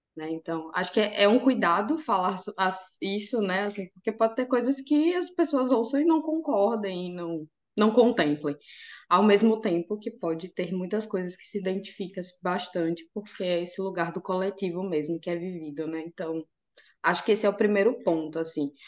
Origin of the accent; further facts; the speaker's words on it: Aracaju, Sergipe, Brazil; now in Lisbon, Portugal; eu sou nordestina de Aracaju, lá do menor estado do Brasil, que delícia. Sergipe.